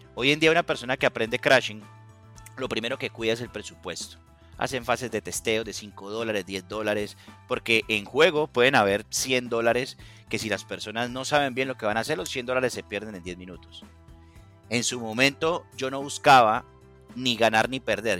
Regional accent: Cali, Valle del Cauca, Colombia; now in United States; soy de Cali, Colombia, vivo en Estados Unidos en este momento

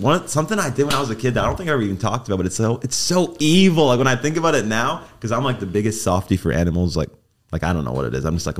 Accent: Mississauga, Ontario, Canada; moved away; also born or lived in Long Island, New York; Toronto, Canada. Well, Mississauga, if you know the area that I'm from.

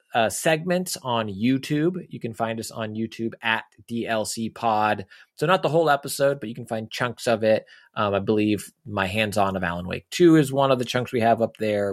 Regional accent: Texas, United States; I grew up in Texas

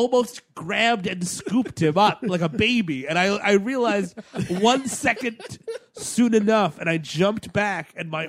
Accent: New York City, New York, United States; I'm from the Bronx

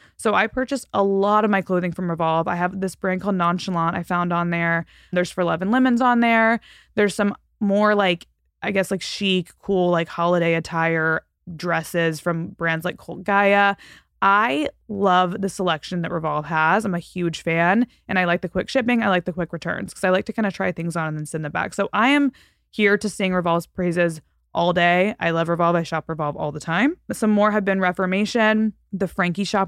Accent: Fort Worth, Texas, United States; moved away; Fort Worth last, which is my hometown

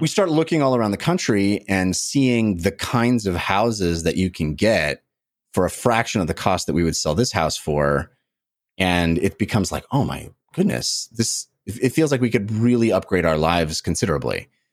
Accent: Northern California, United States; now in Los Angeles, United States; I grew up in Northern California

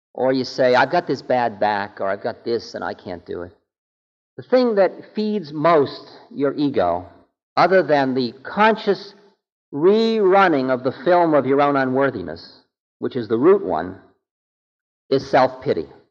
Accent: Boston, Massachusetts, United States; I'm from Boston.

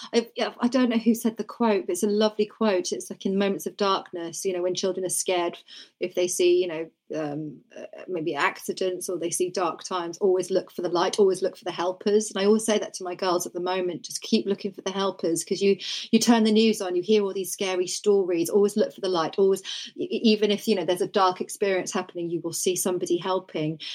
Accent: Norfolk, East of England, United Kingdom; I grew up in Norfolk, and everybody was either into horse riding or sport

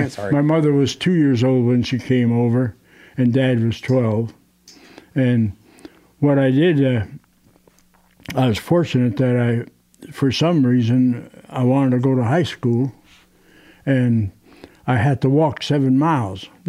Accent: Detroit, Michigan, United States; born there; I was born in Detroit, actually, uh, and, and, mother and dad had me in in uh, the western part of Detroit.

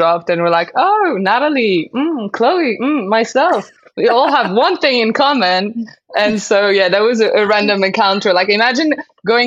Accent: Casablanca, Casablanca-Settat, Morocco; English is a second language; moved away as an adult; also born or lived in London, United Kingdom; I grew up in Morocco, in Casablanca, and I moved to London when I was 18. This is when I learned how to speak English

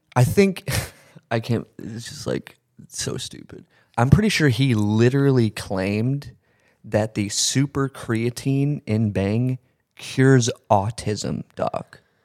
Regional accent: Texas, United States; moved away as an adult; now in Connecticut, United States; I live in Connecticut now. I was born and raised in Texas, moved to Connecticut like a year ago

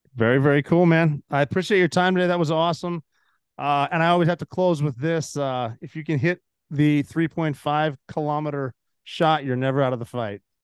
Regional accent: Montana, United States; moved away; I'm from Montana.

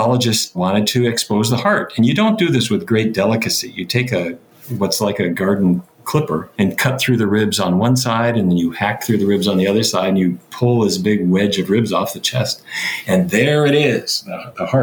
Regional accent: Fargo, North Dakota, United States; I grew up in North Dakota.

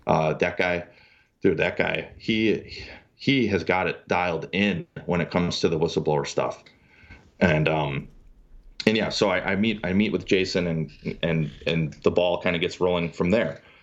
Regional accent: Milwaukee, Wisconsin, United States; moved away; also born or lived in Wichita, Kansas; I come from Milwaukee, blue-collar family

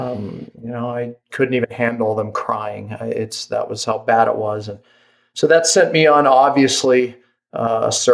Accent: Pittsburgh, Pennsylvania, United States; moved away as an adult; now in Park City, United States; I live in Park City, Utah, but I was actually born and raised in Pittsburgh, Pennsylvania

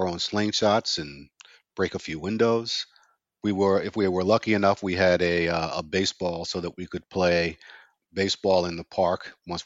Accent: New York City, New York, United States; growing up in Brownsville was growing up in a ghetto environment

